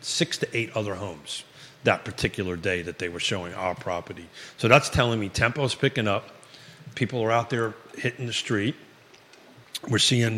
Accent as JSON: {"language": "English", "region": "New York", "country": "United States", "accent": "New York", "moved": "yes", "lives_now": "Charlottesville, United States", "said": "it's a New York accent"}